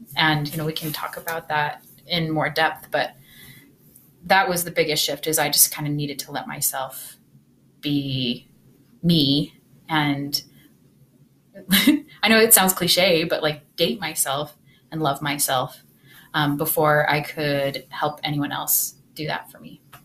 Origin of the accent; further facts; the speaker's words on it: Utah, United States; I grew up in Utah